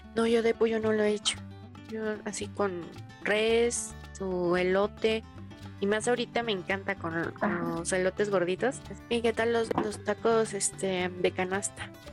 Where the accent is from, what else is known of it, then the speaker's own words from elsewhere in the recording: Mexico; soy orgullosamente mexicana